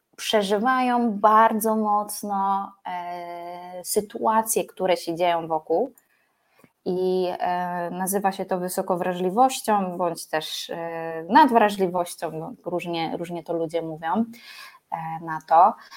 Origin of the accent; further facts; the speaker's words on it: Poland; pochodzę z nadmorza